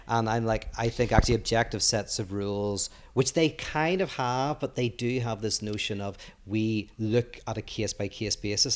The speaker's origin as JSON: {"language": "English", "region": "Northern Ireland", "country": "United Kingdom", "tie": "born or raised there", "also_born_or_lived": "Belfast", "moved": "as an adult", "lives_now": "United States", "said": "I grew up in Northern Ireland where it was very cheap to live"}